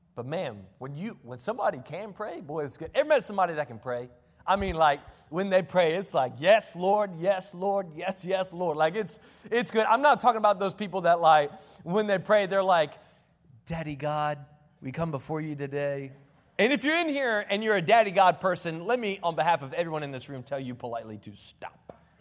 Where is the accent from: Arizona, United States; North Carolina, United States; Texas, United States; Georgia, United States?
North Carolina, United States; Selma; I grew up in the cut, I grew up in Selma, North Carolina.